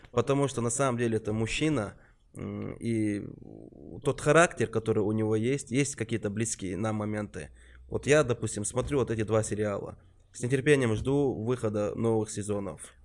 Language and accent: Russian; Chechen Republic, Russia; из Чечни, Чечен Репаблик